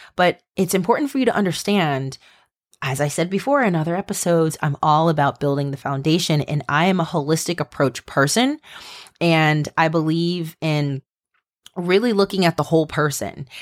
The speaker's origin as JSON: {"language": "English", "region": "Maryland", "country": "United States", "said": "you guys know I'm from Maryland"}